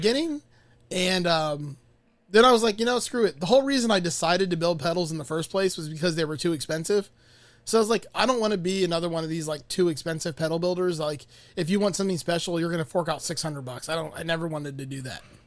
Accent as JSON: {"language": "English", "town": "Miami", "region": "Florida", "country": "United States", "tie": "born or raised there", "said": "I'm from Miami, born and raised"}